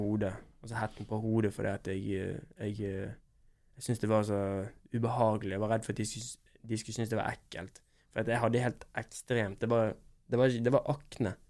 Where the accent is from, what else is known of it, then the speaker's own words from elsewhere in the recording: Bergen, Vestland, Norway; also born or lived in Oslo; Når jeg er hjemme i Bergen